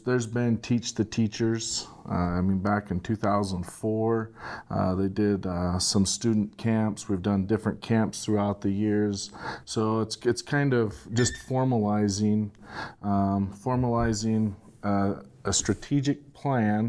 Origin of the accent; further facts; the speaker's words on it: Southeast Idaho, United States; also born or lived in Oregon; I grew up here in Southeast Idaho